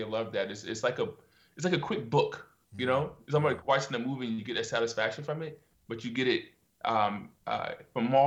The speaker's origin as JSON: {"language": "English", "region": "Virginia", "country": "United States", "tie": "born or raised there", "also_born_or_lived": "Norfolk, Virginia", "moved": "as an adult", "lives_now": "South Korea", "said": "I grew up in Virginia, country, like really, really country"}